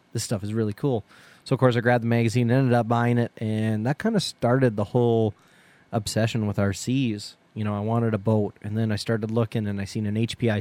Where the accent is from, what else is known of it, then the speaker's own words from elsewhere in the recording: Canada; being Canadian